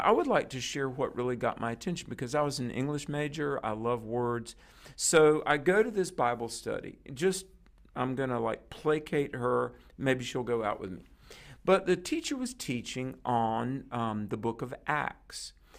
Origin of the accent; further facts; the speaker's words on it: North Carolina, United States; my home state is North Carolina